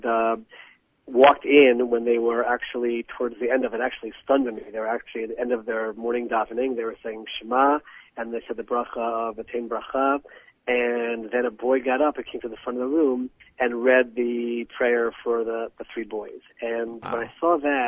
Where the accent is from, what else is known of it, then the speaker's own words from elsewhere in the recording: United States; now in Israel; I grew up in the United States of America